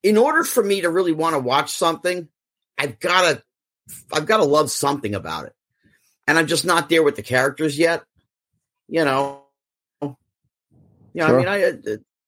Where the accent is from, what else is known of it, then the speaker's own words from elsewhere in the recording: Central New Jersey, United States; I grew up in Central New Jersey